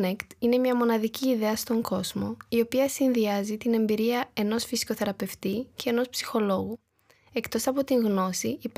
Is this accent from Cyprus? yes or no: no; Romania; Greek is a second language; moved away as an adult; now in Thessaloniki, Greece; Η καταγωγή μου είναι από την Ρουμανία, αλλά πριν 1,5 χρόνο πήρα την απόφαση να μετακομίσω στην Ελλάδα, πιο συγκεκριμένα στη Θεσσαλονίκη.